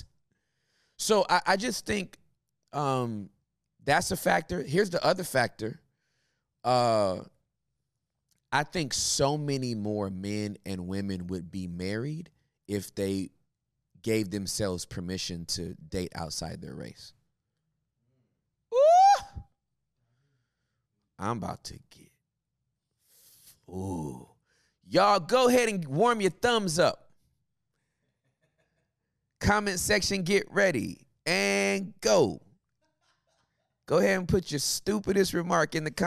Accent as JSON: {"language": "English", "region": "California", "country": "United States", "moved": "yes", "lives_now": "Texas, United States", "said": "I'm from Cali"}